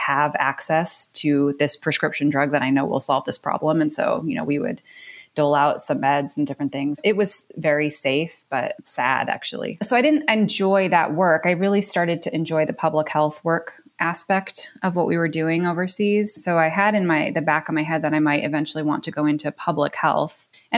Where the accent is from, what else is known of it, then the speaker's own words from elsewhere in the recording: Ohio, United States; also born or lived in New York / Connecticut; I grew up in the Northeast, born in New York, and then was in Ohio for a sort of formative upbringing, and then hung out in Connecticut for a minute, and then back in Ohio.